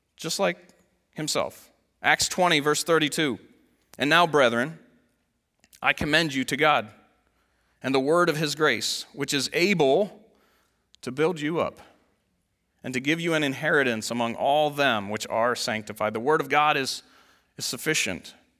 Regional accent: United States; as an American Christian

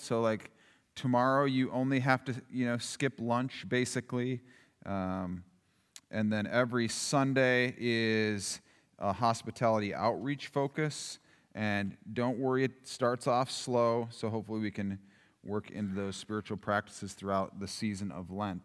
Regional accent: Yankton, South Dakota, United States; growing up in Yankton, it was like, it was just right across the river

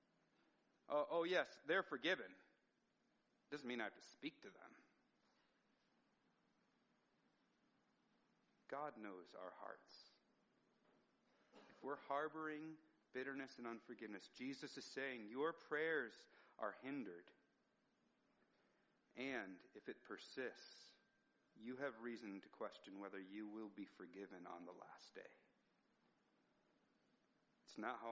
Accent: United States; As an American

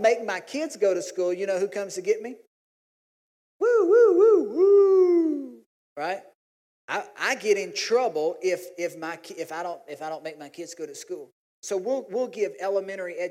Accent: Louisiana, United States; we're from Louisiana

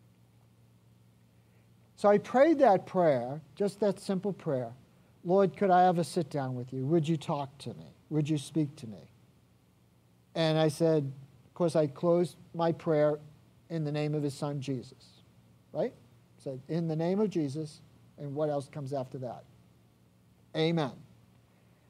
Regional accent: Ireland; I'm Irish

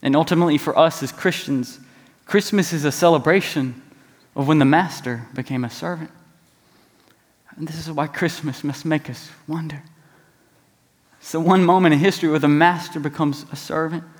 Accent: East Tennessee, United States; now in Memphis, United States; I'm from East Tennessee

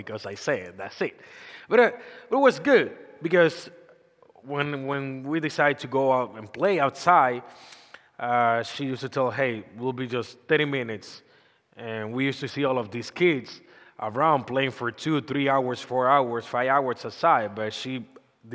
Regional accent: Dominican Republic; English is a second language; moved away; I'm come from Dominican Republic.

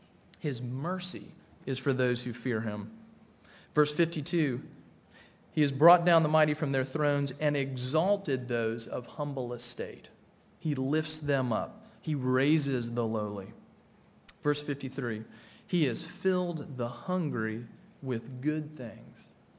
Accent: Tennessee, United States; I grew up in Tennessee, not in the mountains of Tennessee

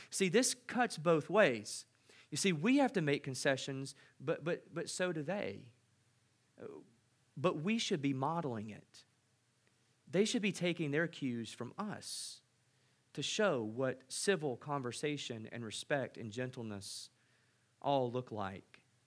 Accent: United States; as an American visiting

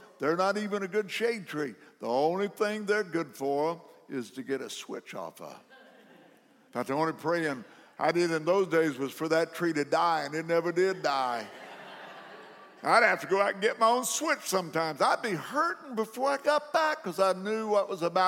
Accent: McLeansboro, Illinois, United States; my hometown, McLeansboro, Illinois

